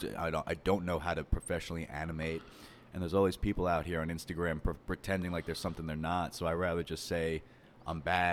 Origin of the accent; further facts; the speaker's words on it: Long Island, New York, United States; But yeah, man, I grew up on Long Island. I never really fucked with the quiet. It was always a little too quiet out there, both like literally.